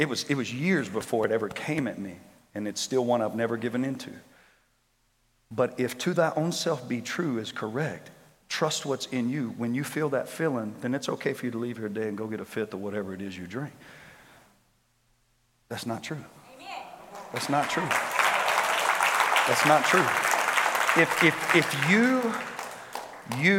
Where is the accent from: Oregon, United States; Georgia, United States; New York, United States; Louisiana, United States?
Louisiana, United States; Shreveport; I grew up in Shreveport